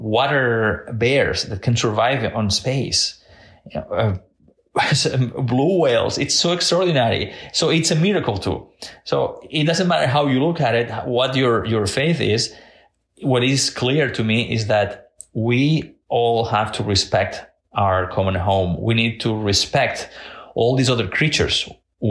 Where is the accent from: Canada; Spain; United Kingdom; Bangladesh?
Spain; Catalonia; now in Washington, D.C., United States; I was born and raised in Catalonia in Spain